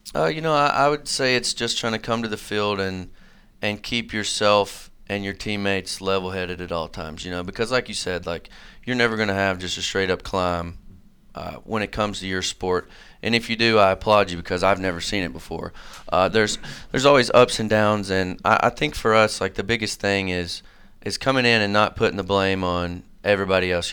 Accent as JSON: {"language": "English", "town": "Manchester", "region": "Tennessee", "country": "United States", "moved": "as an adult", "lives_now": "Johnson City, United States", "said": "I'm from Manchester, which is sort of a, a really small town out in Middle Tennessee"}